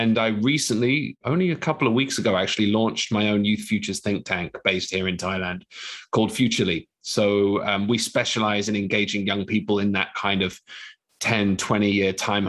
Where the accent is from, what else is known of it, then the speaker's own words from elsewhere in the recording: London, United Kingdom; I'm a Londoner, born and bred, but you probably can't hear that in my accent now.